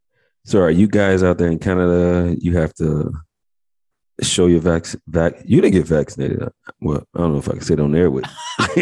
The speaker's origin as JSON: {"language": "English", "town": "Chicago", "region": "Illinois", "country": "United States", "moved": "as an adult", "lives_now": "Texas, United States", "said": "I'm from Chicago, so I'm just almost 3 years in."}